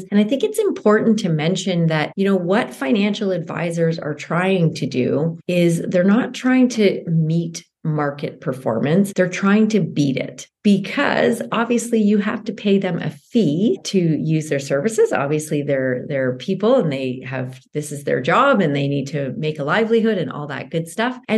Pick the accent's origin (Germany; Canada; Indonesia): Canada; I am a Canadian uh, CPA